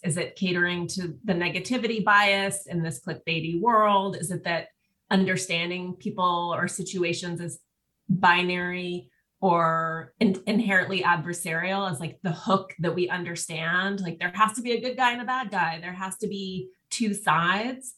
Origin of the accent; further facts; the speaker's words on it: Montana, United States; now in Los Angeles, United States; I'm from Montana originally, and I go home all the time